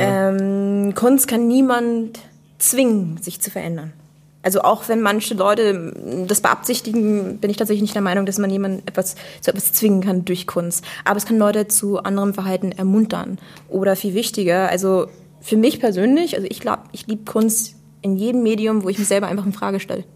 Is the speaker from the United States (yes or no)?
yes; United States; now in Germany; komme eigentlich aus der USA und studiere jetzt hier.